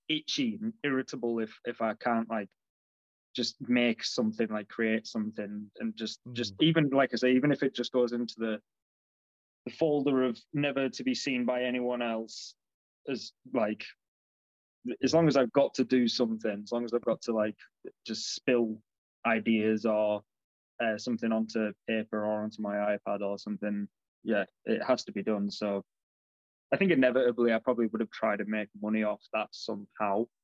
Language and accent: English; South Africa; born there; but I was born in South Africa, so um, I had a dual nationality.